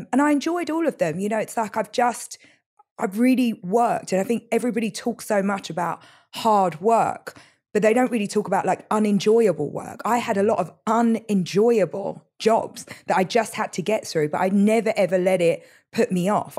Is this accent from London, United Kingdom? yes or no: yes; London, United Kingdom; moved away; East London has been very defining of me